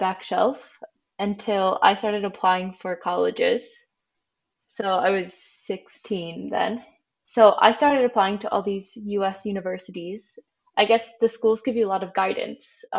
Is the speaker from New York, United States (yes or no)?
no; Michigan, United States; moved away as an adult; also born or lived in Ohio; now in Utrecht, Netherlands; I'm originally from the US. I'm from Michigan. I am currently living in the Netherlands in Utrecht